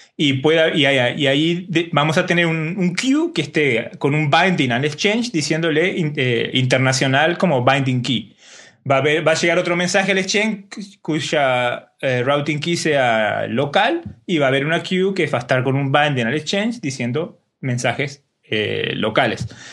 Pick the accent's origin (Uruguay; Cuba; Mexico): Uruguay; como buen uruguayo